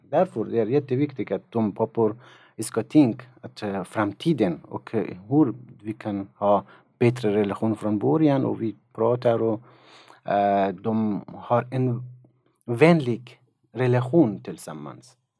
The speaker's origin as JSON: {"language": "Swedish", "country": "Afghanistan", "also_born_or_lived": "Tokyo, Japan", "second_language": "Swedish", "moved": "as an adult", "lives_now": "Sweden", "said": "Jag kommer från Afghanistan. Jag har bott i Sverige i tre år"}